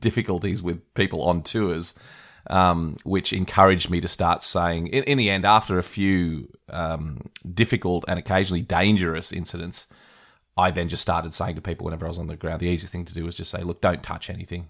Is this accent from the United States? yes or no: no; Australia; as an Australian